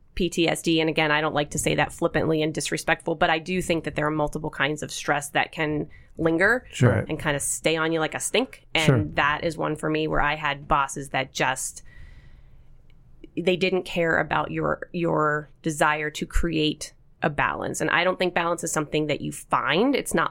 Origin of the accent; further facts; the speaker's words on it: Pittsburgh, Pennsylvania, United States; also born or lived in Binghamton, New York; So I was born in Binghamton. My dad's job took them there. I have an older sister, and the four of us moved back to Pittsburgh, where both my parents were born and raised. We moved back when I was only 3 and a half, so I don't remember anything of New York.